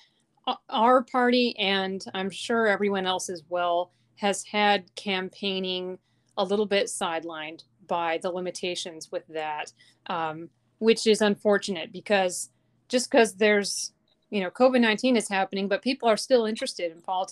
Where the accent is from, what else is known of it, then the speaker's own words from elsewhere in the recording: Federal Way, Washington, United States; also born or lived in Tacoma / Ellensburg / Tumwater; I was born in Tacoma, grew up in Federal Way